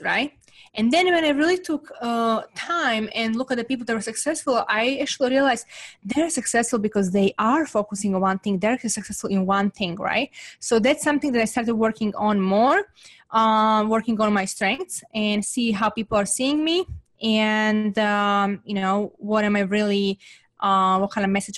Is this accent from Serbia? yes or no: yes; Serbia; English is a second language; moved away as an adult; now in United States; growing up in Serbia, it was extremely difficult time